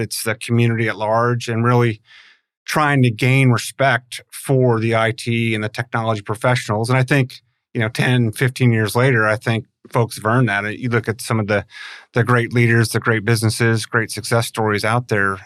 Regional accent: St. Louis, Missouri, United States; moved away; also born or lived in Tulsa; I grew up in Saint Louis

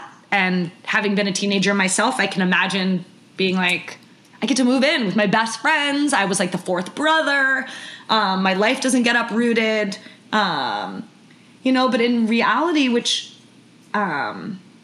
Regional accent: New York, United States; I grew up on the Upper East Side of New York

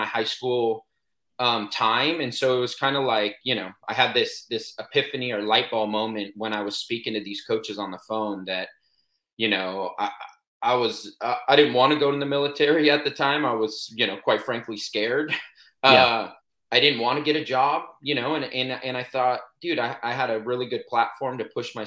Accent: Poway, California, United States; I was born and raised in Poway, San Diego

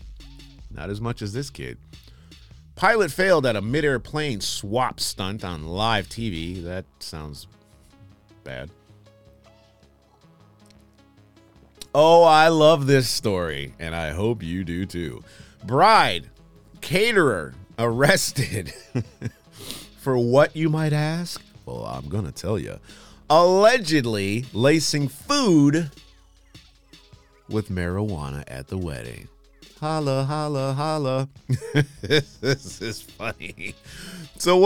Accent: Michigan, United States; also born or lived in New York; I'm from Michigan. Well, I was born in New York, but I grew up in Michigan, so I'm from Michigan.

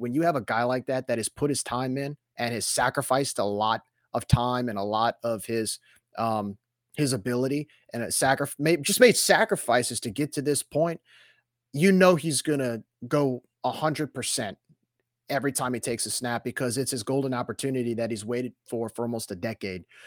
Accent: New Orleans, Louisiana, United States; growing up in New Orleans, like, you, it's not about what college you went to, it's what's hi, what high school you went

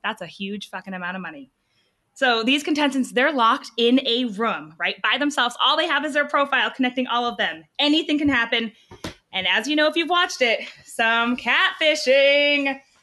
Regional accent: New Hampshire, United States; I'm from New Hampshire. I'm here in Dallas

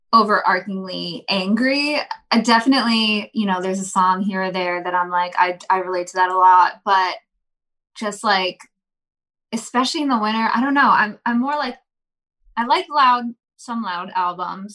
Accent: East Coast, United States; we're from the East Coast

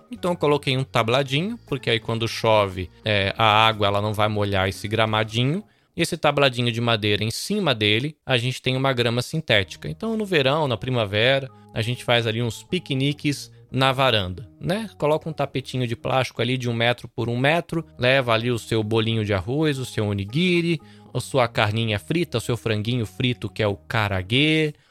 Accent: Salvador, Bahia, Brazil; moved away as an adult; now in Shizuoka, Japan; eu sou brasileiro, nascido em Salvador, mas vivo aqui no Japão há quase 20 anos, atualmente na província de Shizuoka

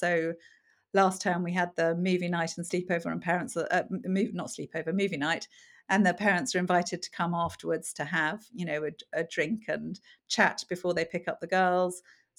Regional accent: Cameroon; also born or lived in Zambia; So I was brought up in, I was born in Zambia and then brought up in Cameroon.

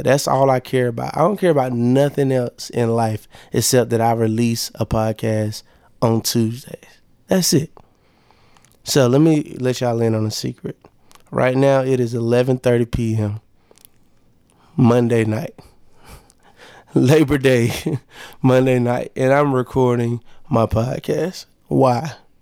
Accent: Monroe, Georgia, United States; moved away as an adult; also born or lived in Lithonia, Georgia; now in Atlanta, United States; I'm from Monroe, Georgia, and I say that proudly because where I'm from, cats don't really be moving like I'm moving.

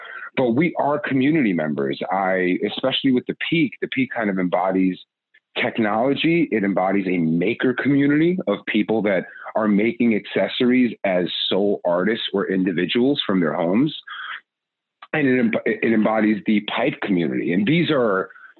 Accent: New York, United States; I'm a New Yorker

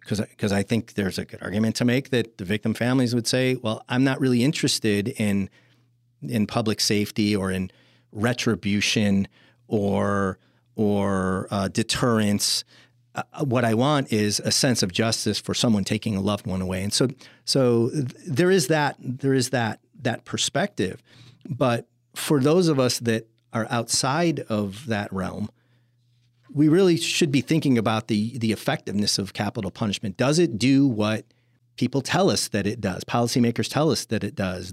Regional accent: Chicago, Illinois, United States; moved away; I'm from Chicago originally

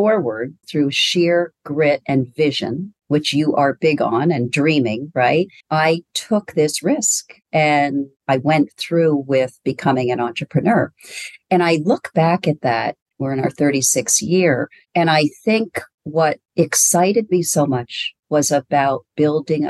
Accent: Burlington, Vermont, United States; I was born and raised in Burlington, Vermont, four of five kids.

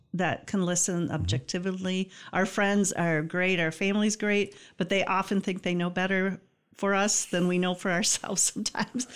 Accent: Greenville, Michigan, United States; I grew up in Greenville

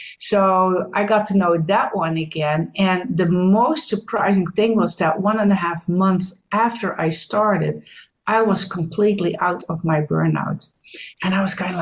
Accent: Netherlands; also born or lived in United States; I'm Dutch. That's the first thing. I'm from the Netherlands in Europe

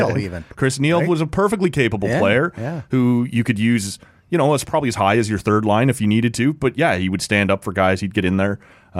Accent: Oshawa, Ontario, Canada; I grew up in Oshawa. When he was an Oshawa Generals coach, loved him, right?

